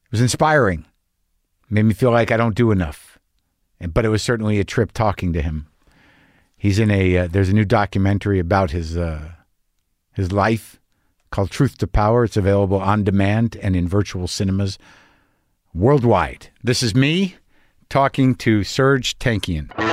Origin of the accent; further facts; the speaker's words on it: United States; as an American, uh, an entitled American